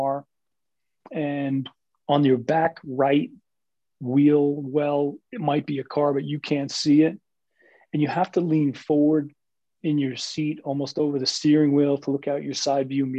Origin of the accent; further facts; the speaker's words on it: Jersey City, New Jersey, United States; I'm a city kid. I'm from Jersey City, which is one of the most diverse large cities in America. It is literally equal parts, 25%, if you will, Asian American, Asian, Hispanic, African American, and Caucasian, almost 25% each. And so I grew up around diversity